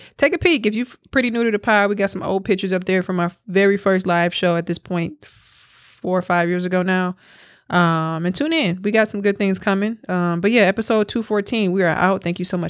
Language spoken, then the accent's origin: English; Milwaukee, Wisconsin, United States; Like I said, I just be looking back on like where I came from Milwaukee.